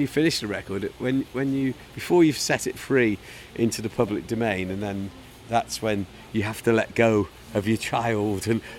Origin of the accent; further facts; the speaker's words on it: London, United Kingdom; accent: Cockney; my dodgy Cockney accent.